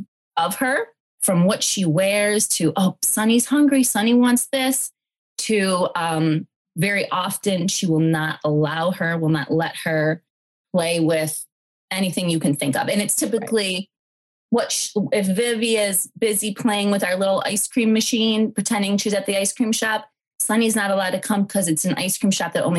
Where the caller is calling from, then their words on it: Detroit, Michigan, United States; I'm calling in from Detroit.